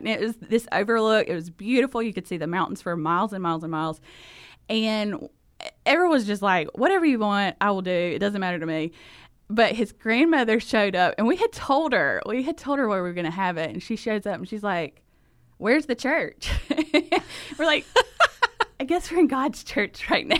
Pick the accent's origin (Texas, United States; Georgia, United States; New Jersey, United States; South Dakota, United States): Georgia, United States; South; accent: thick Southern; moved away as an adult; now in Honduras; I am from Georgia. I'm a South Georgia girl. Grew, grew up there, and so that is the reason for the accent